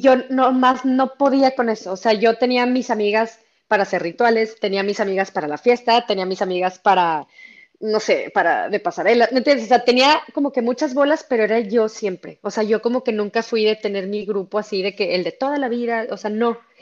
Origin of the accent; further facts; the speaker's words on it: Monterrey, Nuevo León, Mexico; siendo regia